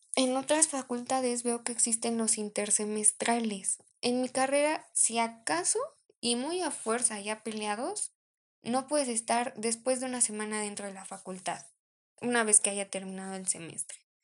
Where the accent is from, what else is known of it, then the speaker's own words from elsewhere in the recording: Mexico; somos mexicanos